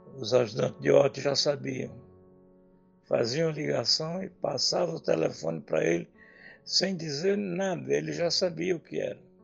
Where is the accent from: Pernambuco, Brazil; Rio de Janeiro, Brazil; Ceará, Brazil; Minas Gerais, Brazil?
Pernambuco, Brazil